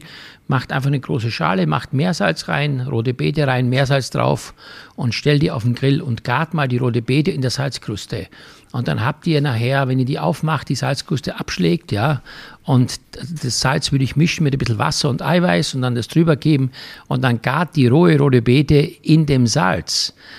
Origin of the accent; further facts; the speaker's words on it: Styria, Austria; für mich als Kind in der Steiermark vom Bauernhof